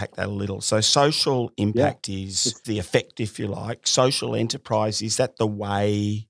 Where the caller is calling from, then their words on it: Melbourne, Victoria, Australia; I'm calling from Melbourne, Australia.